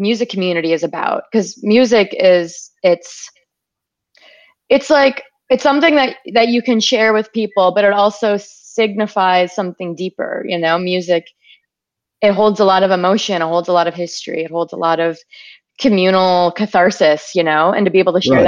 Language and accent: English; Wisconsin, United States; my experience growing up in Wisconsin in the woods.